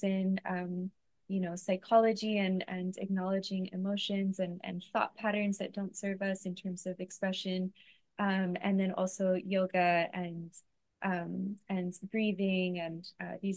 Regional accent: San Diego, California, United States; now in Hawaii, United States; I grew up in San Diego.

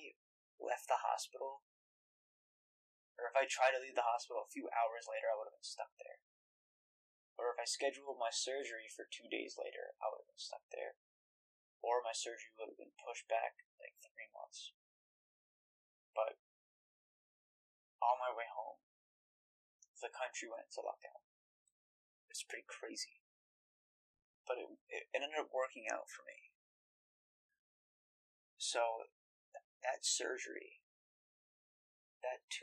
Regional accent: New York, United States; I'm from New York

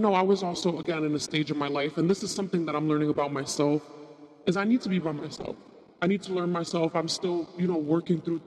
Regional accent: New York, United States; I'm a New Yorker

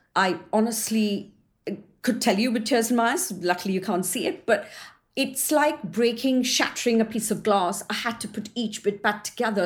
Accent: India; also born or lived in New Zealand; now in Surrey, United Kingdom; I was born and brought up in India

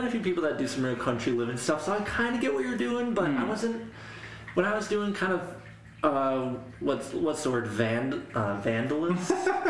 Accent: Kenosha, Wisconsin, United States; I grew up in Kenosha, which had 100,000 people.

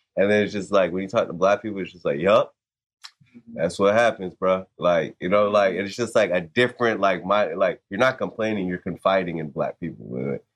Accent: Florida, United States; I'm East Coast, so like Florida most of the time

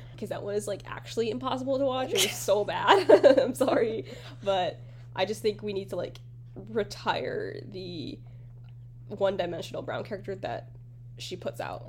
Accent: United States; as being like an American person

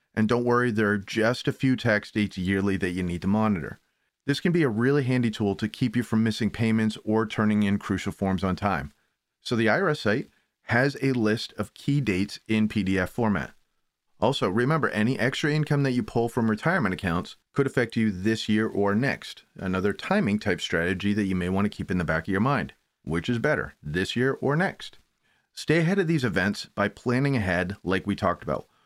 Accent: Maine, United States; now in Connecticut, United States; Maine folks, also where I'm from, born and raised

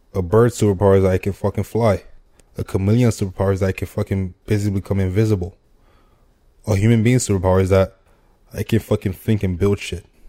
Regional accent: Nigeria; I'm Nigerian.

